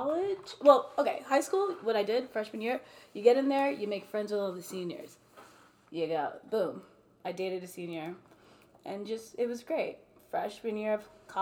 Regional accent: New Jersey, United States; moved away; I'm from Jersey

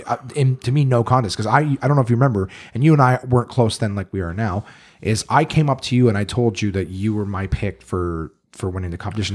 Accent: Ottawa, Ontario, Canada; I moved here when I was one or two

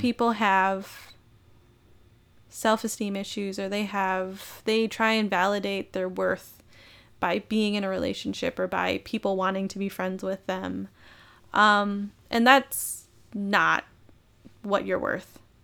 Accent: Minnesota, United States; I was born and raised in Minnesota.

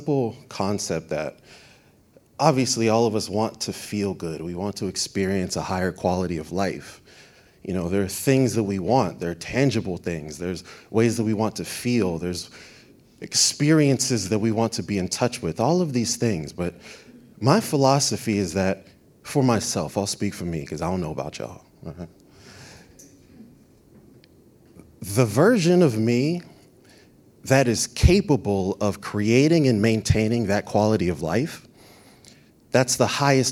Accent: Florida, United States; I'm from Florida, but my family from Brooklyn

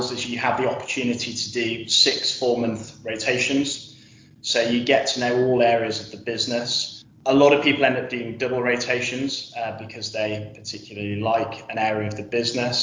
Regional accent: Yorkshire and the Humber, United Kingdom; I'm originally from North Yorkshire

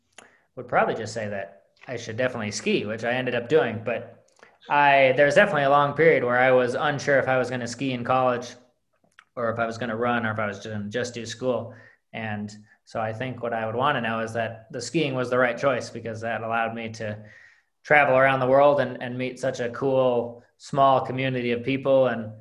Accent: Midwest, United States; One of the benefits of growing up in the Midwest is that the Berkey is always out there for you.

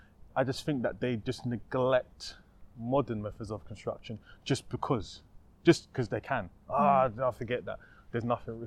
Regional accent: United Kingdom; we're British, darling.

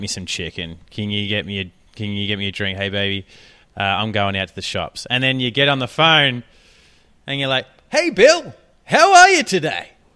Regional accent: Australia; accent: Australian; my accent, my Australian accent

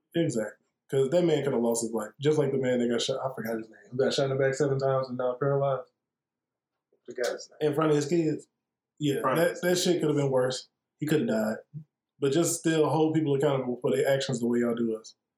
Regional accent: Atlanta, Georgia, United States; us being in Atlanta and growing up here.

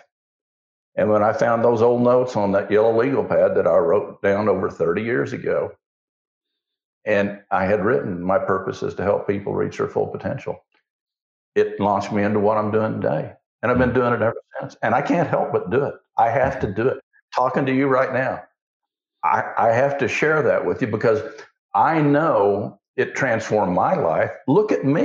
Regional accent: Osage County, Oklahoma, United States; I grew up in Osage County

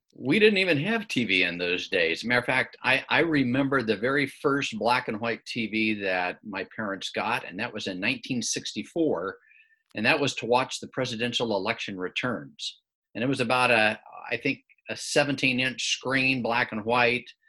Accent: Midwest, United States; growing up in the Midwest

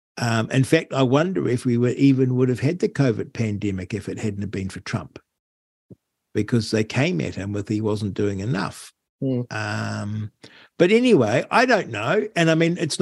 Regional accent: United Kingdom; we're British

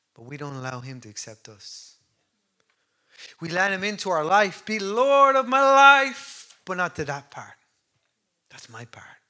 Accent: Ireland; we're great as Irish people

